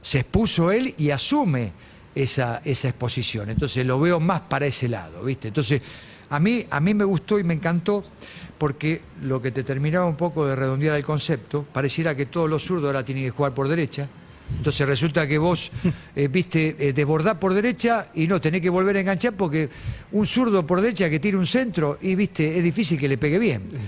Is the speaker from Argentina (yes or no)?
yes; Argentina; moved away as an adult; also born or lived in Peru; como Argentina, como nosotros